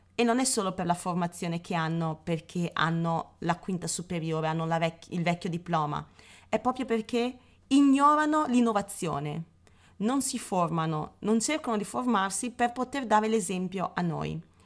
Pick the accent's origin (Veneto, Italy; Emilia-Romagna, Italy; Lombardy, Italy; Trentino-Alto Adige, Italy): Veneto, Italy; Padua; io sono padovana